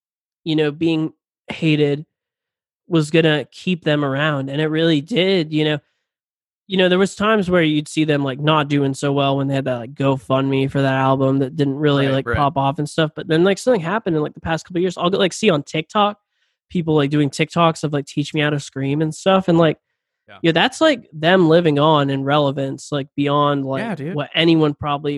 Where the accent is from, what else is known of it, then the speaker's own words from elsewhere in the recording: Jacksonville, Florida, United States; Jacksonville native.